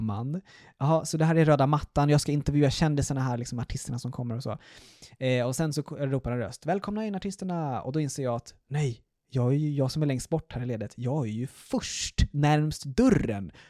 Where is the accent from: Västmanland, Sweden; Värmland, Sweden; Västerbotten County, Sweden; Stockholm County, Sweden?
Stockholm County, Sweden; Stockholm; moved away as an adult; also born or lived in Malmö; jag är alltså uppvuxen och, i Stockholm